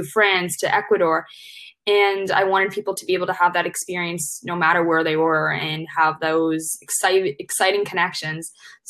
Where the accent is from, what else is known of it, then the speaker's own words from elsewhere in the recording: Hong Kong; I was born and brought up in Hong Kong